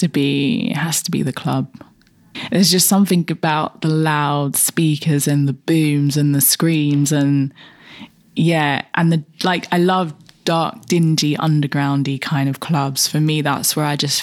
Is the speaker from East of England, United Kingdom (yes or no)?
no; London, United Kingdom; I'm through and through East London